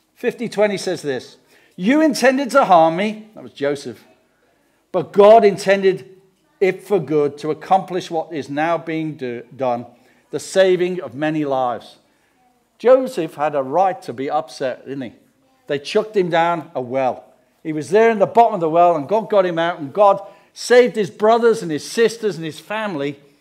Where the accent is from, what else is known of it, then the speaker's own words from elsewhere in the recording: England, United Kingdom; we come from England